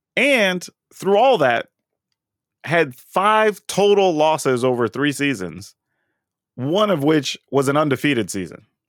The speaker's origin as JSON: {"language": "English", "region": "Texas", "country": "United States", "tie": "born or raised there", "moved": "yes", "said": "growing up in Texas"}